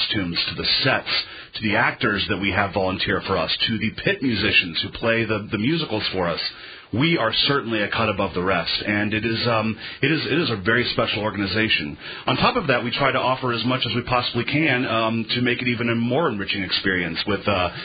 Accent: Kansas City, United States; moved away as an adult; now in La Crosse, United States; I'm actually from Kansas City area

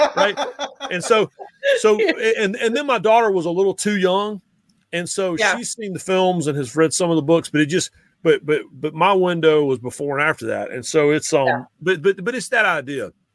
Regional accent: Raleigh, North Carolina, United States; I grew up in Raleigh

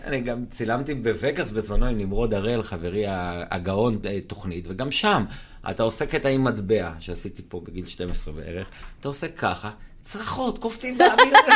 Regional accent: Kiryat Ata, Haifa District, Israel; גדלתי בקריית אתא

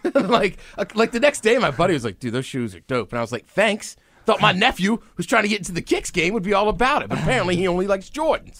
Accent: College Park, Maryland, United States; now in Seattle, United States; I grew up in College Park, Maryland, my whole life.

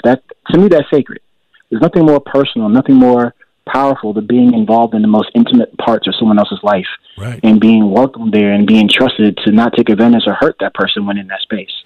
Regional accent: Richmond, Virginia, United States; also born or lived in New Jersey; originally, I grew up in New Jersey, and I moved to the Richmond area when I was about ten years old

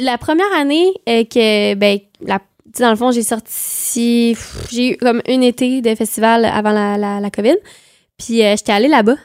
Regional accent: Quebec, Canada; accent: super québécois; j'ai un accent super québécois

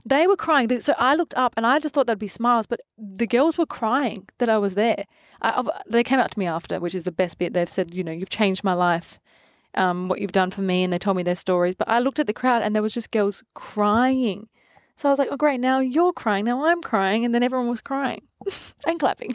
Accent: Adelaide, South Australia, Australia; I'm from Adelaide

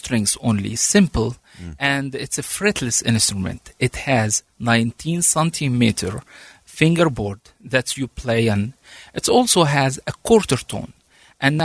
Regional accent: Egypt; also born or lived in Washington, D.C., United States; now in Utah, United States; I came from Egypt with a family

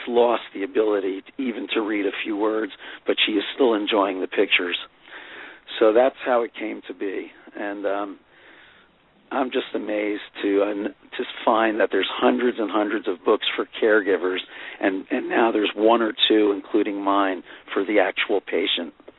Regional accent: Fair Lawn, New Jersey, United States; when I was a kid growing up in Fair Lawn, New Jersey

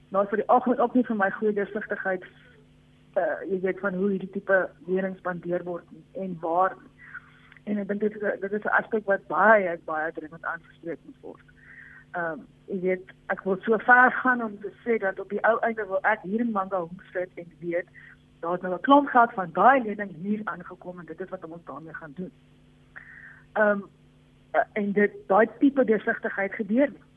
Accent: South Africa; as Afrikaners

